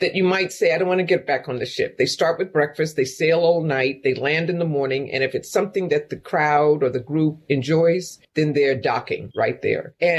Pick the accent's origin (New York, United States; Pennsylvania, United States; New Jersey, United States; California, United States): New York, United States; now in Louisville, United States; I'm here in Louisville. I'm a New Yorker in Appalachia